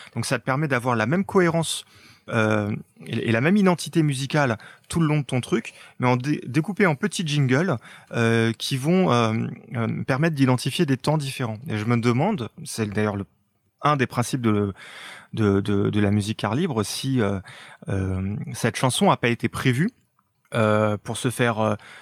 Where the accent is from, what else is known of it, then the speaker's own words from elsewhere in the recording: France; chez nous en France